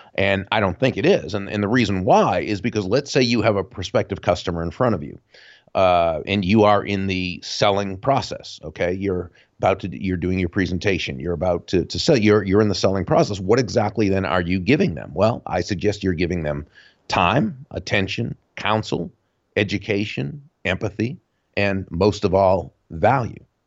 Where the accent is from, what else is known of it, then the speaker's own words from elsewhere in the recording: Jupiter, Florida, United States; my hometown of Jupiter, Florida